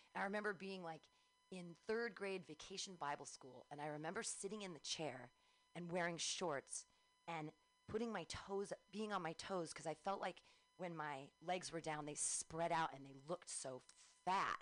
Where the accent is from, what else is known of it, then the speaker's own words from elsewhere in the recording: Danville, California, United States; also born or lived in Livermore / Pleasanton / San Diego / Davis; I grew up in Danville